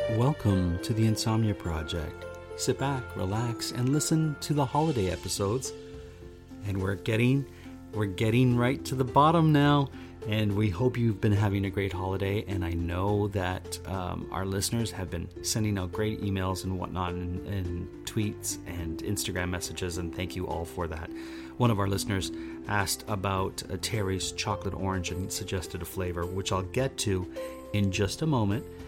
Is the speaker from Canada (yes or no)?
yes; Canada; I'm sitting there as a Canadian